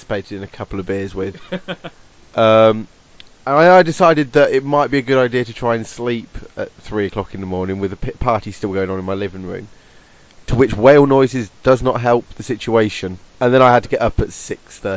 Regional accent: Brigstock, East Midlands, United Kingdom; I'm from Brigstock

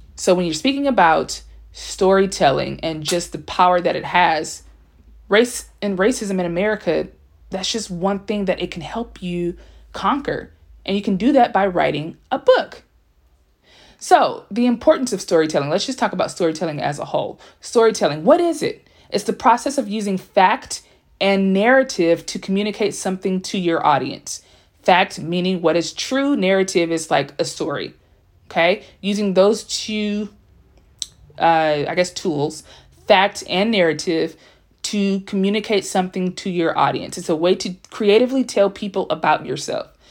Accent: Compton, California, United States; first language English; also born or lived in South Korea; born in Los Angeles, California, by way of Compton

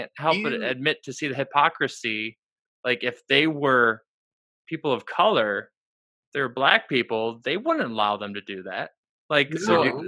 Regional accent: West Michigan, United States; moved away; I'm originally from Michigan. not from Lansing, but like West Michigan.

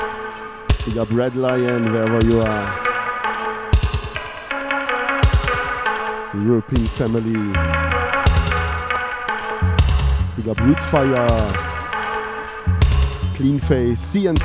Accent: Konstanz, Baden-Württemberg, Germany; English is a second language; my hometown, it's not Cologne, it's Konstanz

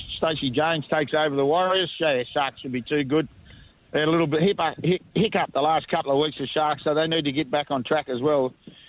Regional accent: Leeton, New South Wales, Australia; now in Canberra, Australia; I'm just out in Leeton at the moment, boys. I'm out in my hometown for the fifth year. So being a Leeton boy

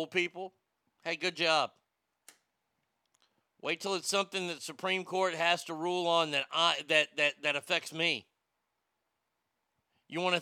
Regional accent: United States; As an American

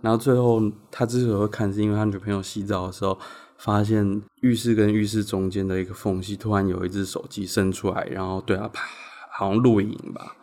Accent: Changhua County, Taiwan; moved away; 我彰化人

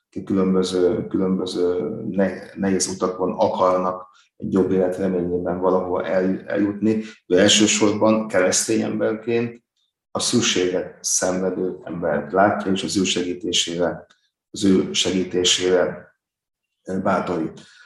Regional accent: Hungary; magyar vagyok

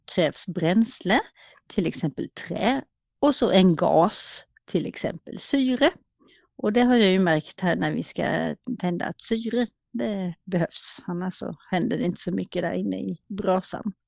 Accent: Småland, Sweden; moved away

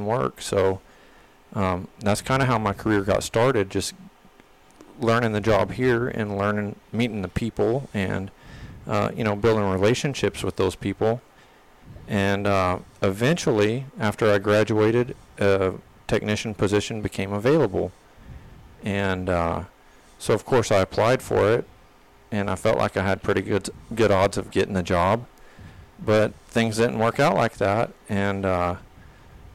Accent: Granbury, Texas, United States; moved away as an adult; also born or lived in Corpus Christi, Texas; I grew up in North Texas at Granbury, Texas

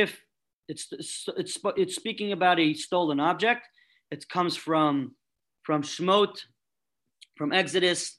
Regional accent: New York City, New York, United States; I'm coming from Brooklyn

